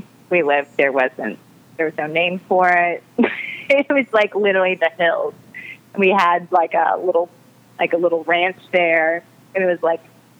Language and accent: English; Kansas City, Missouri, United States; also born or lived in Utah / Springfield, Missouri / Ozarks; now in New York City, United States; I'm from Kansas City, Missouri.